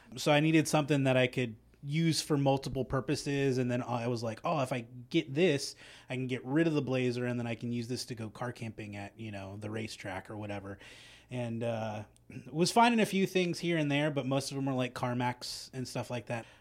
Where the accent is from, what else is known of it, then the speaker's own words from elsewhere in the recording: Central California, United States; moved away; I grew up in Central California